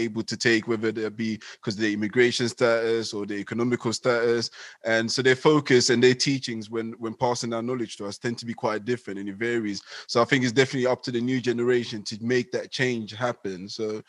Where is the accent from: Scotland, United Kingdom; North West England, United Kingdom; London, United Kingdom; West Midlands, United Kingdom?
London, United Kingdom; also born or lived in Ghana; now in Essex, United Kingdom; I grew up in London, but I'm currently based in Essex